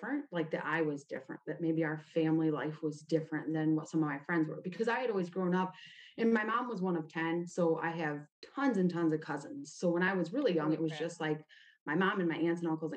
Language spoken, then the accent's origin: English; Toledo, Ohio, United States; also born or lived in Oregon, Ohio; I was born in Toledo, Ohio. Actually, I was born in Oregon, but Toledo's where I grew up